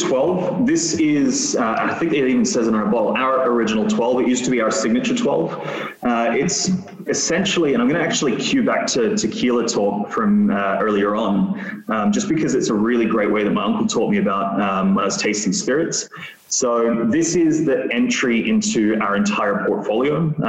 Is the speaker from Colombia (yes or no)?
no; Australia; I'm Australian, so price points are always going to be important to me.